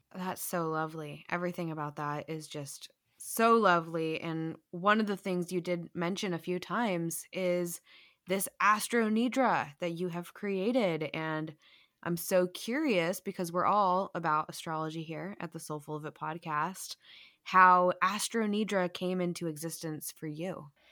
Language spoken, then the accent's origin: English; United States; us Americans